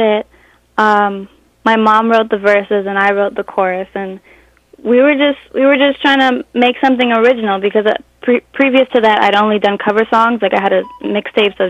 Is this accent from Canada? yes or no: yes; Canada; also born or lived in Stony Hill, Jamaica; I was born in Canada to a Jamaican woman, so I'm Jamaican-Canadian.